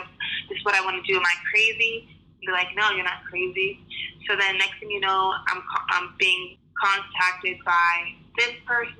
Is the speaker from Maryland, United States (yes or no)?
no; Worcester, Massachusetts, United States; also born or lived in Queens, New York; I was born and raised in Worcester, Massachusetts